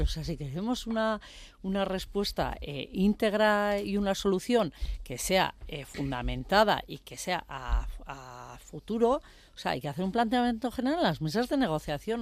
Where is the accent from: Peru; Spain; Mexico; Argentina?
Spain; Tierra Estella, Navarre; now in Pamplona, Spain; yo vengo de la zona de Estella y, bueno, eh, estoy en un pueblo, bueno, soy de un pueblo, que yo vivo aquí en Iruña